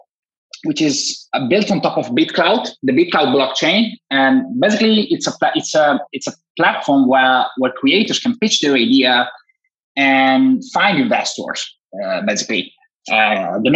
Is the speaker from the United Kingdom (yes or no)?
no; Italy; from Italy, computer engineer, graduated 7 years ago, started my own agency here in Turin